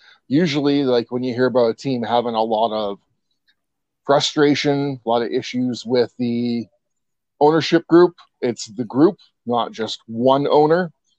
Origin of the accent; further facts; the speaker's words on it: East Coast, United States; I brought that with me from my home state on the East Coast.